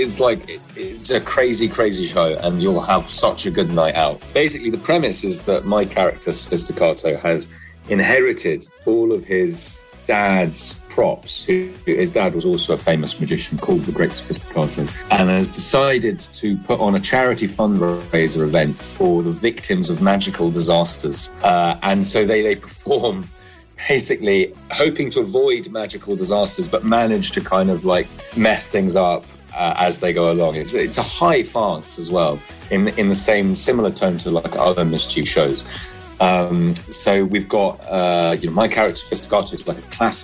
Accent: London, United Kingdom; I grew up in London.

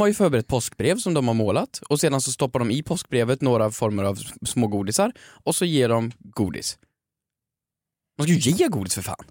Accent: Värmland, Sweden; jag är lite äldre, jag kommer från Värmland

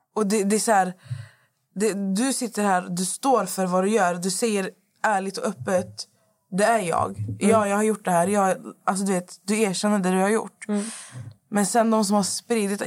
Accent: Lebanon; jag är ju från Libanon

